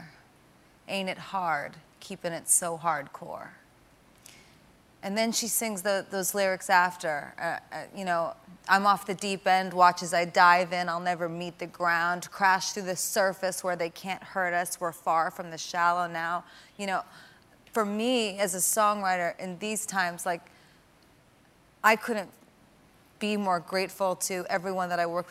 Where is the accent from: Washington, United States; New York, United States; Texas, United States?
New York, United States; New York City; I'm a New Yorker